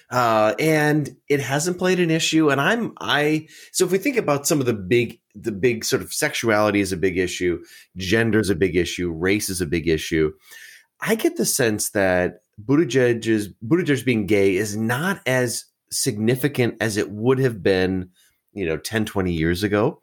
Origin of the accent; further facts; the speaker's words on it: Wisconsin, United States; I'm from Wisconsin, the Badger State